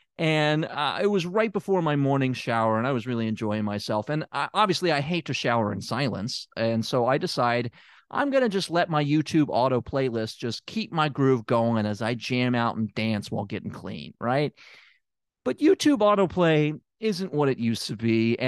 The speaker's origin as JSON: {"language": "English", "town": "Memphis", "region": "Tennessee", "country": "United States", "tie": "born or raised there", "said": "And it's also in my hometown of Memphis, Tennessee."}